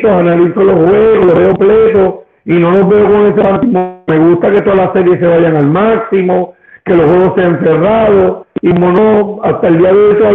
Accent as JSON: {"language": "Spanish", "town": "Ponce", "country": "Puerto Rico", "tie": "born or raised there", "also_born_or_lived": "Brooklyn, New York"}